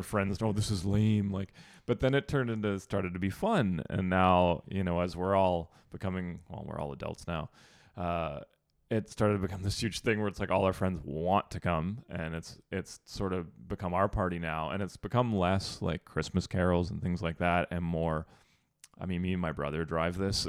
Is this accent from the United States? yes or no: no; Sudbury, Ontario, Canada; moved away; I'm from Sudbury, which is Northern Ontario.